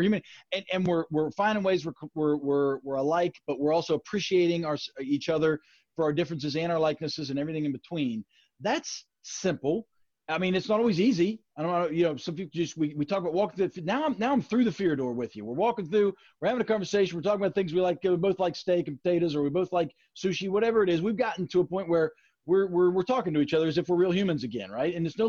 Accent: Shinnston, West Virginia, United States; we're all Americans, we're all West Virginians, we're all from Shinston

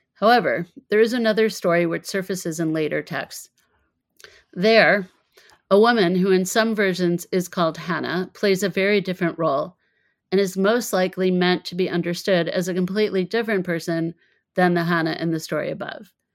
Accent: United States; also born or lived in Israel; Growing up in the States, I was only familiar with potato latkes

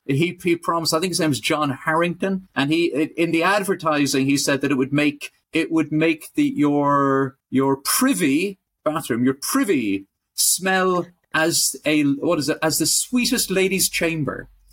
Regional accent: Ireland; I'm Irish

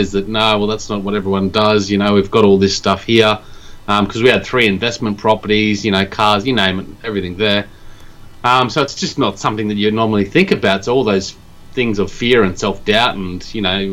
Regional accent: Australia; moved away as an adult; now in Japan; I'm from Australia

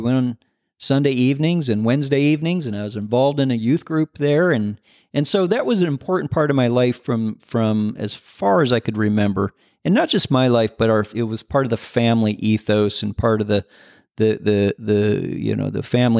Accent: Michigan, United States; also born or lived in Indiana; I grew up in, I was born in Michigan. We moved around a bit when I was a kid, ended up back in Michigan, lived in northern Indiana and southern Michigan.

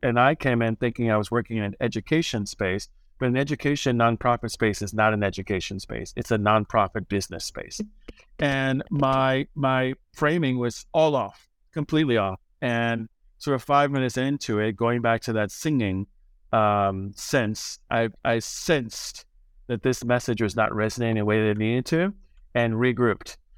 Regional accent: Chicago, Illinois, United States; now in New York City, United States; my hometown, Chicago

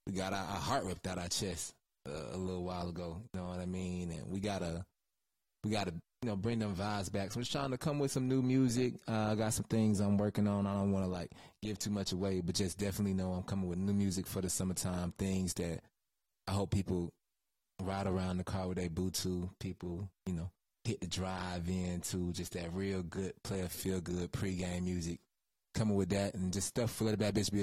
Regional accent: Henry County, Georgia, United States; also born or lived in Dunwoody, Georgia / Atlanta, Georgia; we moved to Henry County when I was like 3.

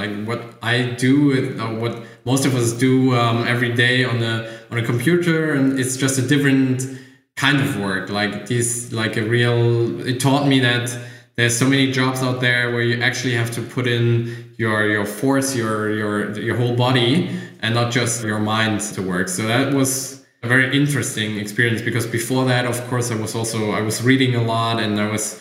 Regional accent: Germany; I grew up in Germany in a little village near Frankfurt, like 80 kilometers from Frankfurt

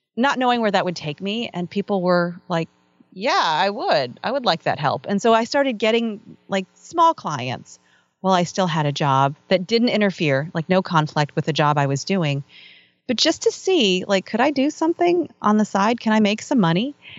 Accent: Northern Virginia, United States; I grew up in Northern Virginia

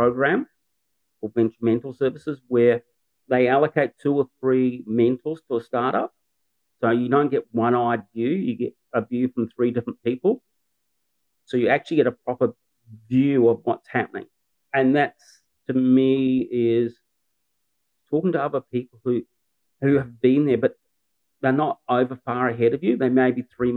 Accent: New Zealand; moved away as an adult; now in Newcastle, Australia; I'm a Kiwi

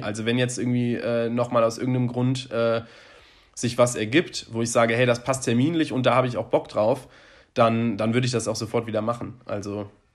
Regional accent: Bonn, North Rhine-Westphalia, Germany; also born or lived in Cologne; ich komme ja aus Bonn und habe dann ja danach ein paar Jahre in Köln gewohnt

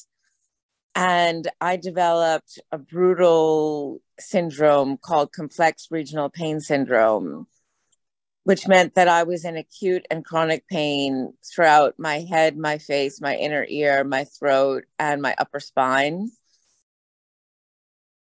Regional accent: United States; I am an American

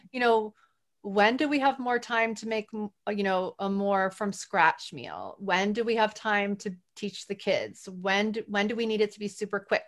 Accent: New Orleans, Louisiana, United States; I'm from New Orleans

